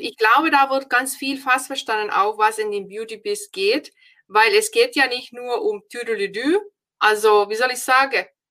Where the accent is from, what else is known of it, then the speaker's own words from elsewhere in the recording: Finland; German is a second language; moved away as an adult; now in Germany; Ich bin ja aus Finnland